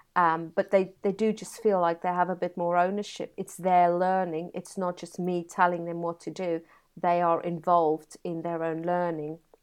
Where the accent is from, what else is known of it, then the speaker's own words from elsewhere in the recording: Free State, South Africa; now in Brighouse, United Kingdom; born and bred in South Africa in a beautiful part of the world called the Free State